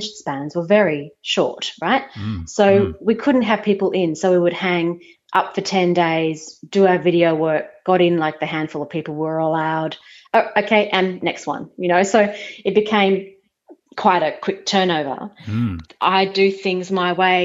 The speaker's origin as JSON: {"language": "English", "town": "Brisbane", "region": "Queensland", "country": "Australia", "tie": "born or raised there", "also_born_or_lived": "Singapore", "moved": "as an adult", "lives_now": "Sydney, Australia", "said": "I grew up in Brisbane"}